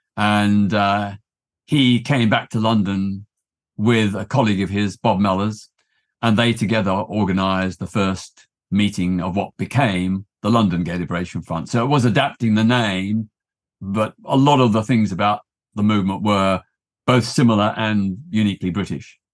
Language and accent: English; Melbourne, Victoria, Australia; now in United Kingdom; I grew up in Australia in the nineteen sixties